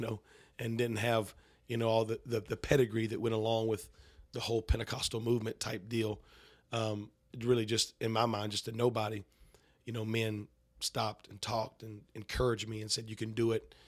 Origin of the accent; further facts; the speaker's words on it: North Carolina, United States; I grew up in North Carolina